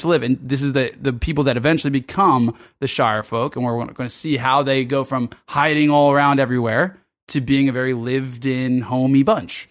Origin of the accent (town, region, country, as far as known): Los Angeles, California, United States; now in Sydney, Australia